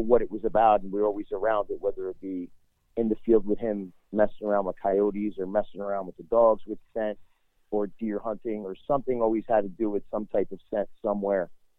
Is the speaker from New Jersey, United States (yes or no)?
yes; New Jersey, United States; Well, I grew up in a huge hunting family. Even though I come from New Jersey, I come actually from the biggest city in New Jersey, but my whole family hunted.